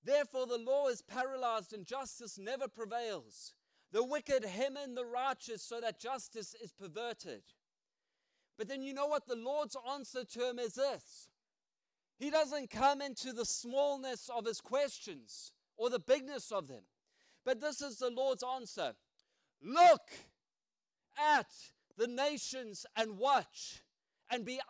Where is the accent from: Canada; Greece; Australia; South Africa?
South Africa; now in United Kingdom; I still got my accent